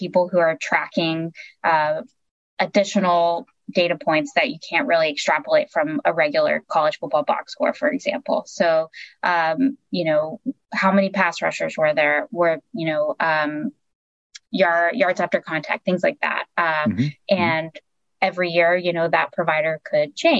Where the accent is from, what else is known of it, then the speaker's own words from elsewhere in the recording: Ada, Oklahoma, United States; I am from a town called Ada, Oklahoma. It's a very small mm-hmm. town in southeastern Oklahoma